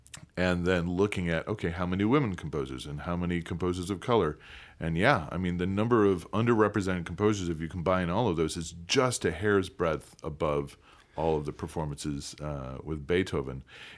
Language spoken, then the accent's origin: English; Midwest, United States; I grew up in the Midwest, about an hour and a half outside of Chicago